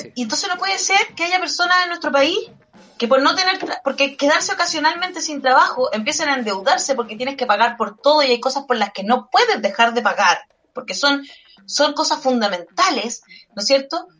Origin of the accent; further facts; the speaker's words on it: Valparaíso, Chile; Soy chilena, nací aquí, nunca he vivido en otro país. Eh, me siento muy porteña